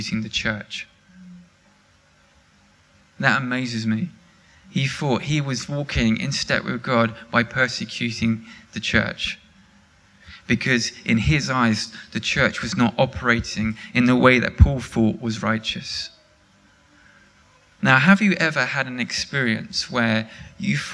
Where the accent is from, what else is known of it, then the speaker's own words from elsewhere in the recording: England, United Kingdom; I'm English